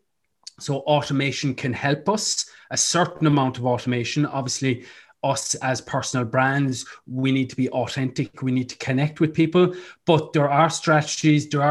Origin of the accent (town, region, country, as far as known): Ireland